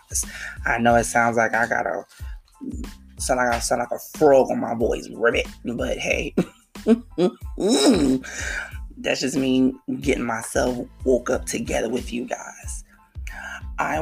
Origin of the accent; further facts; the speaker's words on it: New York City, New York, United States; now in New Jersey, United States; my hometown, KL, you know, New York City